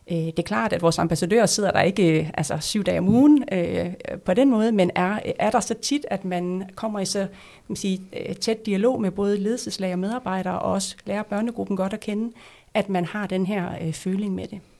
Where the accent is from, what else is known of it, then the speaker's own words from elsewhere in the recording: North Denmark Region, Denmark; i Nordjylland, hvor, hvor jeg kommer fra, der vil være øh, to profiler